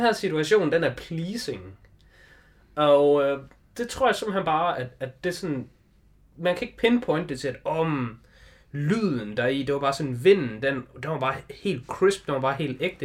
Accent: Denmark; vi er jo danskere

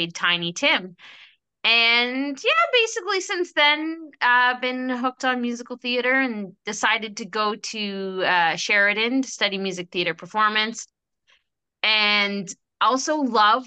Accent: Halifax, Nova Scotia, Canada; now in Toronto, Canada; And I grew up in Halifax and I live in Toronto now.

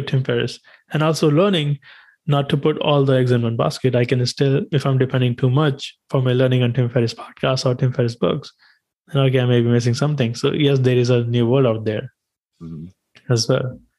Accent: India; English is a second language; moved away; growing up in India, we had our subjects

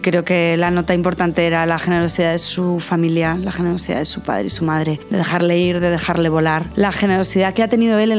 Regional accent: Spain; Yo vengo de España y de una infancia sencilla, fácil, acomodada

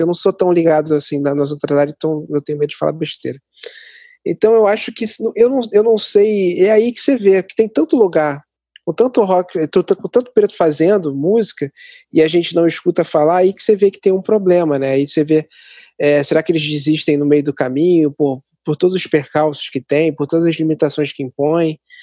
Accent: Nova Iguaçu, Rio de Janeiro, Brazil; also born or lived in Mesquita; como eu sou aqui de Nova Iguaçu e moro perto de Mesquita

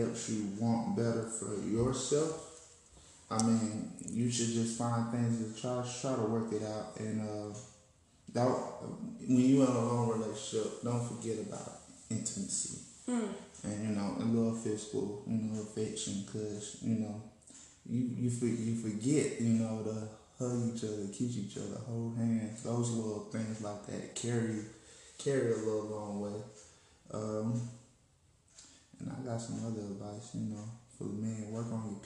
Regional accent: Arkansas, United States; I'm from Arkansas.

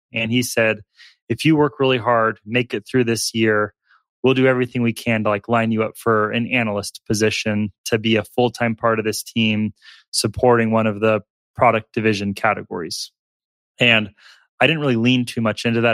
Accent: Alaska, United States; moved away as an adult; also born or lived in Tulsa, Oklahoma; I was born in Tulsa, Oklahoma, uh, but quickly moved up to Alaska. I was there from ages three to eighteen.

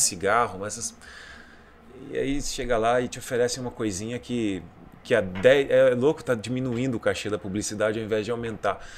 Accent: Bagé, Rio Grande do Sul, Brazil; moved away; De Bagé, pô, lá, lá da minha terra

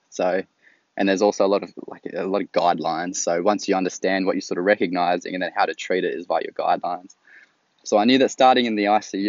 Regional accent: Australia; If you can't quite tell by my accent, I'm from Australia.

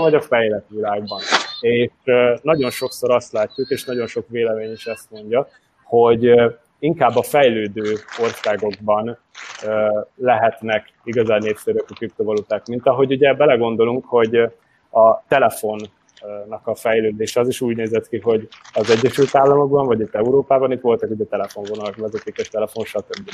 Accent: Hungary; also born or lived in Győr; magyarként egy francia startupban

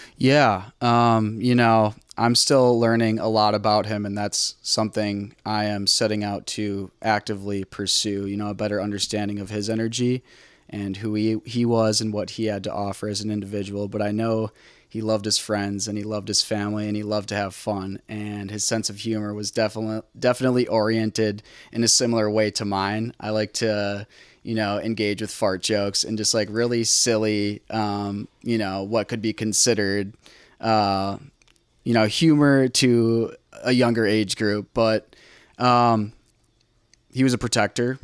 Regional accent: Cedarburg, Wisconsin, United States; now in Milwaukee, United States; I grew up in a small town called Cedarburg, Wisconsin, just north of Milwaukee, Wisconsin

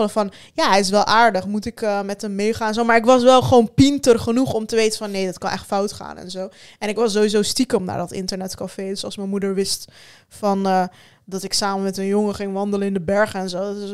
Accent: Turkey; also born or lived in Sivas, Turkey; je kan niet anders dan als Turkse meid op een gegeven moment denken van oké, ik moet mezelf gewoon van iedereen beschermen

